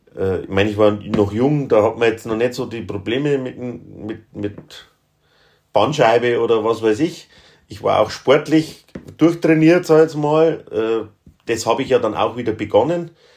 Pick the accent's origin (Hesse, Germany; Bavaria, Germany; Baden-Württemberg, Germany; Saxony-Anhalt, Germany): Bavaria, Germany; Upper Palatinate; ich bin ja ein, ein Oberpfälzer, also Mittelgebirgler